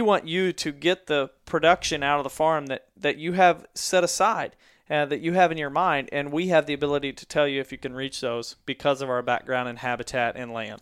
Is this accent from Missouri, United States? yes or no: yes; Mansfield, Missouri, United States; in my hometown of Mansfield, Missouri